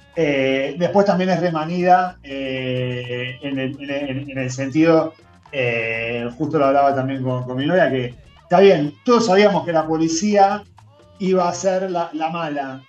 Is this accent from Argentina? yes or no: yes; Buenos Aires, Argentina; yo soy profundamente porteño